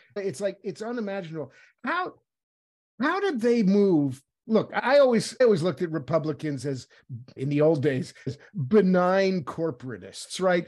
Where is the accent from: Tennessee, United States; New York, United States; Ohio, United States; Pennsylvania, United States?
New York, United States; moved away; I was from New York originally